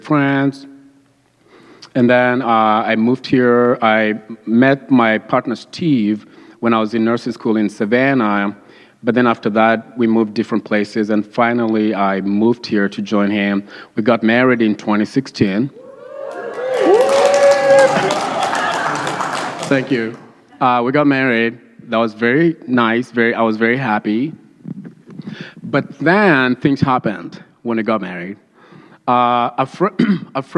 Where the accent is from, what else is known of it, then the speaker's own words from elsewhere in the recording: Kenya; moved away; I moved here in 2003 from Kenya